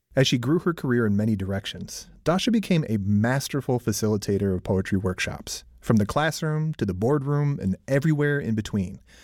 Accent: Milwaukee, Wisconsin, United States; my hometown of Milwaukee, Wisconsin

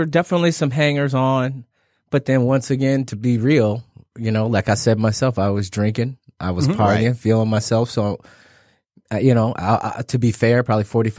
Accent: Detroit, Michigan, United States; I grew up on Plymouth and Evergreen. Mm-hmm. My house is no longer there. After that, we lived in Brightmoor.

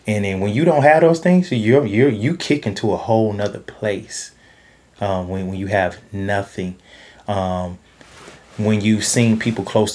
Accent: Georgia, United States; now in Los Angeles, United States; I'm from Georgia

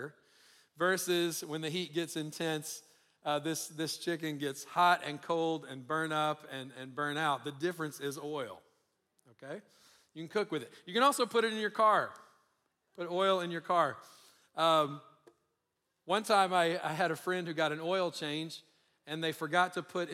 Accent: Louisiana, United States; now in Colorado, United States; I live in Colorado, but I'm originally from Louisiana, and every Sunday we would eat fried chicken after church

